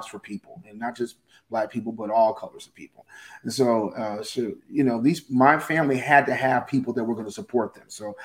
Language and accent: English; Pasadena, California, United States; I grew up in Pasadena in a very, very white Anglo-Saxon community